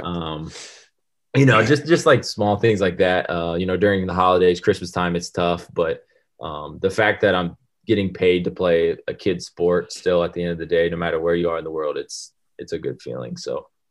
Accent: United States; moved away as an adult; being American

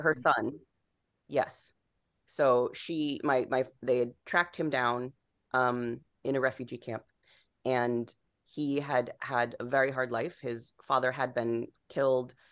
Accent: Rhode Island, United States; moved away; growing up in Rhode Island, I grew up in this town that was, you know, basically all white, upper middle class, New England town

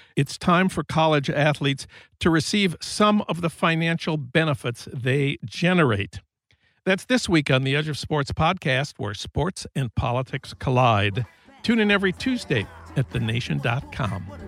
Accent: St. Paul, Minnesota, United States; When I was a kid growing up in Minnesota

